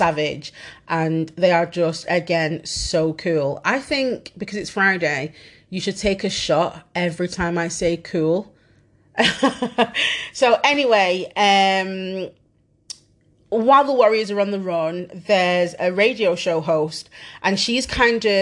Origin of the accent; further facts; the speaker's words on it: Manchester, North West England, United Kingdom; I am Mancunian as fuck and don't say words properly